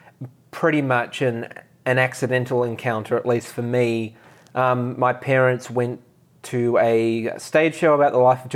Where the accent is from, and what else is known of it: Australia; born or raised there